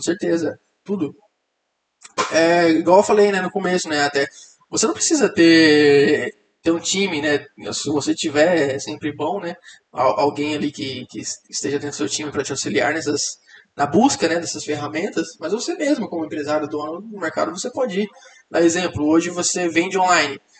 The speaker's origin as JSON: {"language": "Portuguese", "region": "interior of Mato Grosso", "country": "Brazil", "tie": "born or raised there", "moved": "yes", "said": "eu vim do interior do Mato Grosso, né, uma cidade muito pequena"}